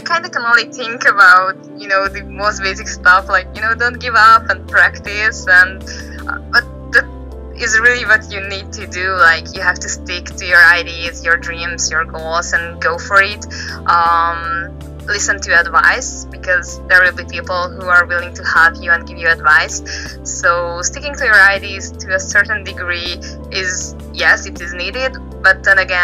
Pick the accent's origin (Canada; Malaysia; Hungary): Hungary; I'm a manga artist from Hungary